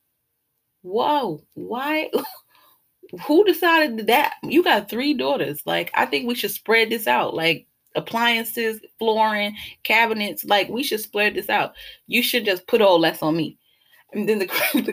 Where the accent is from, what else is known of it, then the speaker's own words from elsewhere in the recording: New York City, New York, United States; growing up in Brooklyn